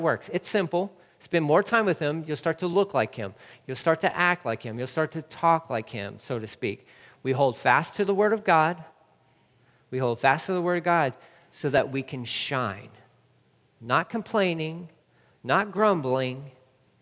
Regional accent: Texas, United States; also born or lived in California; I am a Texan, born and raised

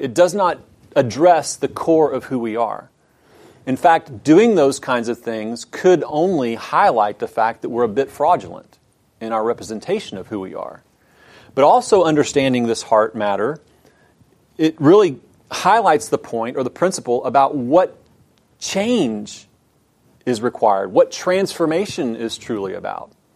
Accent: Houston, Texas, United States; I grew up in Houston

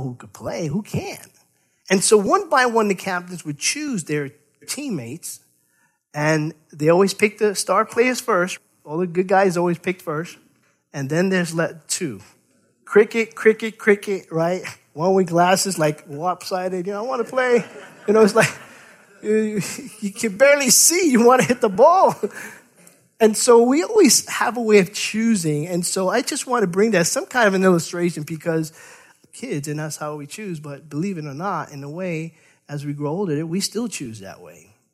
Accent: New York City, New York, United States; growing up in New York City, we played stickball.

